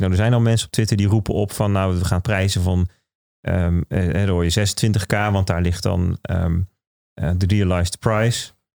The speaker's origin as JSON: {"language": "Dutch", "country": "Netherlands", "said": "als Nederlander"}